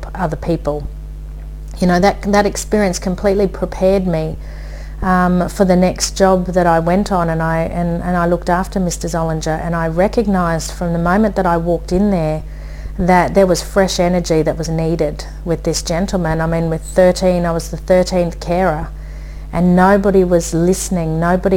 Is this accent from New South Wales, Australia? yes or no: no; Brisbane, Queensland, Australia; I said, Brisbane